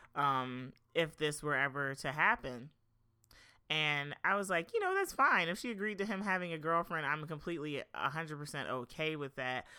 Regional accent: Philadelphia, Pennsylvania, United States; moved away as an adult; now in Los Angeles, United States; I'm from Philadelphia, um, the Philadelphia area

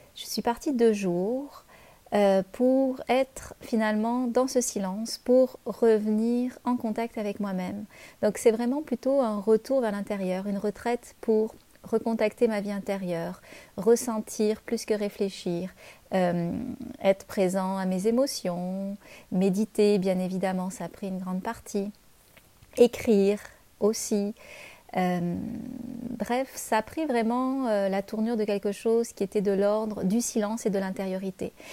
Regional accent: France; moved away as an adult; now in Canada

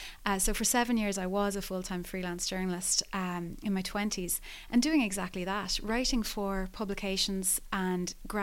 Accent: Skibbereen, Munster, Ireland; moved away; I come from a regional, small local newspaper background. I was raised in Skibbereen.

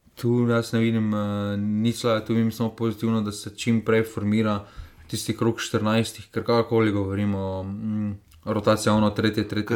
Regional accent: Slovenia; Slovenci smo

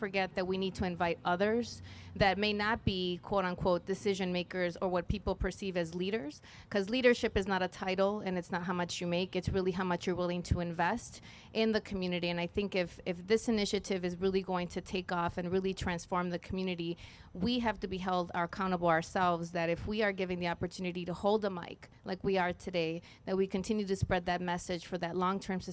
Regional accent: Mexico; also born or lived in Omaha / Europe; now in Milwaukee, United States; I was born in Milwaukee, but I actually was raised in Mexico

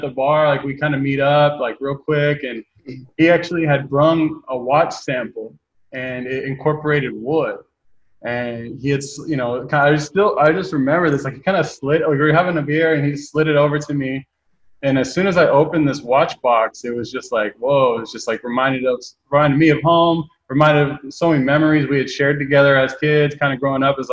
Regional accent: a small town just outside of Eugene, Oregon, United States; I grew up in a small town just outside of Eugene, Oregon, which is where the campus is

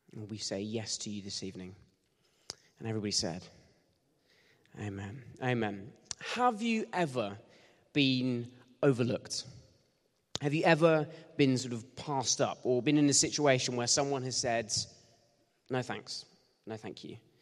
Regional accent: Bournemouth, South West England, United Kingdom; I grew up in Bournemouth

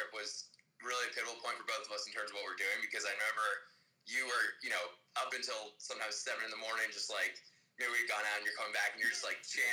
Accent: Northern Virginia, United States; also born or lived in Pennsylvania; from Northern Virginia, just outside of D.C. Grew up there

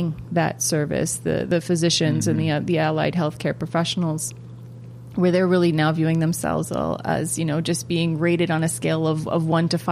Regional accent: United States; an American-born Afghan-American

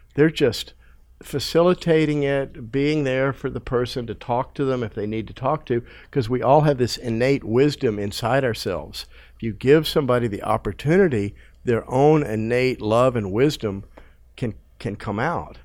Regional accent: United States; growing up in America watching T V

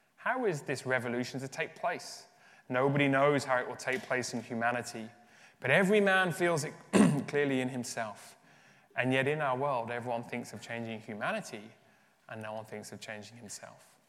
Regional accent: Birmingham, West Midlands, United Kingdom; accent: English; moved away as an adult; also born or lived in Uganda / Leeds; now in Dublin, Ireland; I was raised in Birmingham, so in the Midlands of the UK

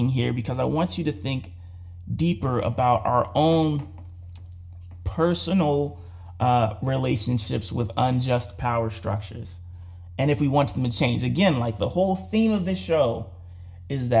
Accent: United States; as an American

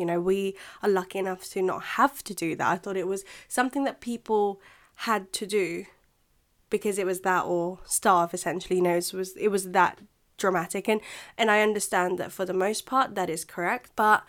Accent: Philippines; English is a second language; now in United Kingdom; So a lot of you voted for me to talk about what it's like being a Filipina here in the UK.

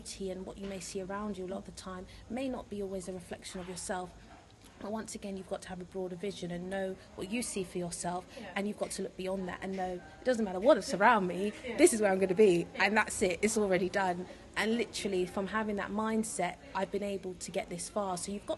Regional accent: London, United Kingdom; And she was from North London, I'm from South, so it was weird that we stumbled across each other.

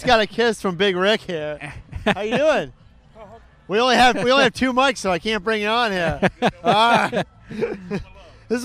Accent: Michigan, United States; now in Orlando, United States; where I grew up in Michigan

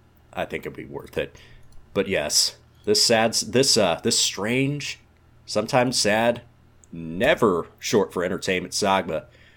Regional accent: Alabama, United States; as a product of Alabama Common Core education

